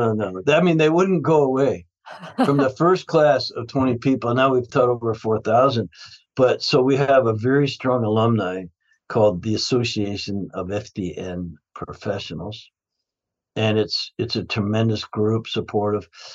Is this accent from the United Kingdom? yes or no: no; Canada; I grew up in Canada